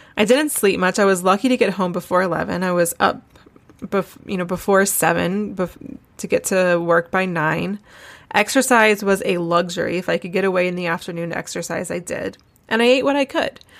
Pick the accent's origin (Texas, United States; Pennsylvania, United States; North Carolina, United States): North Carolina, United States; moved away as an adult; now in Charleston, United States; I'm from Wilmington, North Carolina, Wilmington's actually good six or seven hours from Asheville